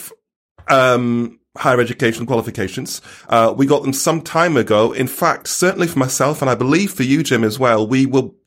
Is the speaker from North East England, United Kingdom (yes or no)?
yes; Stockton-on-Tees, North East England, United Kingdom; moved away; my hometown of Stockton-on-Tees